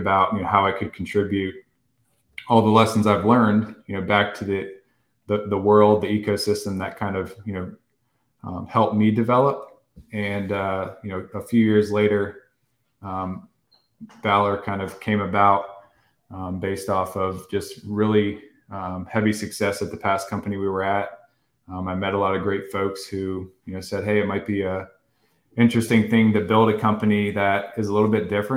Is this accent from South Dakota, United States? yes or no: no; Virginia Beach, Virginia, United States; moved away as an adult; now in New York, United States; grew up on the Little Creek base, moved off the base, went to Independence Middle, Shelton Park Elementary over there, Princess Anne High School